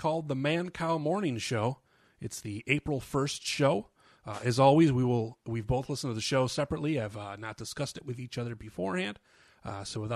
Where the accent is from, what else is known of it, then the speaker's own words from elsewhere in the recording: Rochester, New York, United States; also born or lived in Seattle; now in Portland, United States; I'm from Rochester, New York originally, and I moved out to Seattle, and now I'm in Portland, Oregon